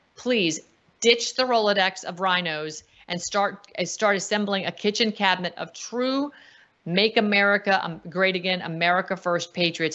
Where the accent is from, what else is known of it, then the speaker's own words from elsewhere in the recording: United States; I'm an American. I'm not a U S citizen anymore